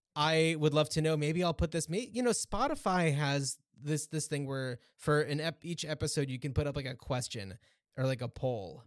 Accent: United States; moved away; I grew up just outside of New York

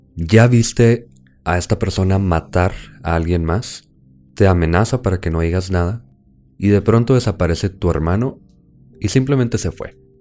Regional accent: Chihuahua, Mexico

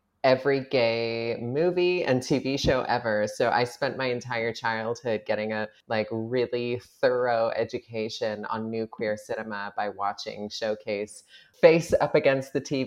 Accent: Canada; as a Canadian

